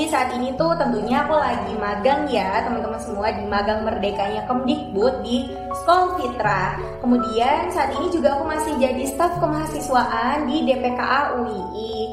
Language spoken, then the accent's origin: Indonesian; Bima, West Nusa Tenggara, Indonesia; now in Yogyakarta, Indonesia; Asal aku dari Bima, Nusa Tenggara Barat Terus saat ini aku kuliah di Universitas Islam Indonesia